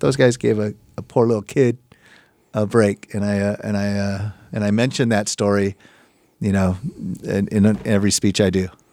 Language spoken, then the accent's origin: English; Chula Vista, California, United States; I grew up born and raised in Chula Vista, raised by a single mom.